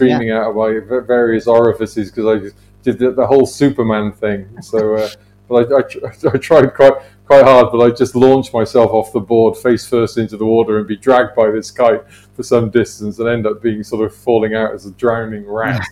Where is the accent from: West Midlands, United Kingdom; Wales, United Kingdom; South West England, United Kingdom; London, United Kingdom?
Wales, United Kingdom; the Welsh valleys; I grew up in the Welsh valleys.